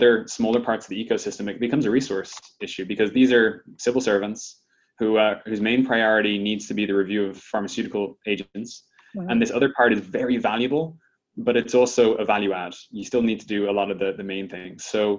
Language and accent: English; Ireland; now in United States; when I came to the States from Ireland originally.